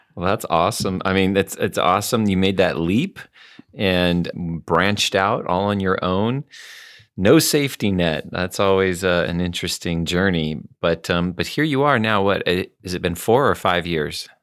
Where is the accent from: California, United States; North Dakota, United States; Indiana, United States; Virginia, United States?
California, United States; North County; I grew up in North County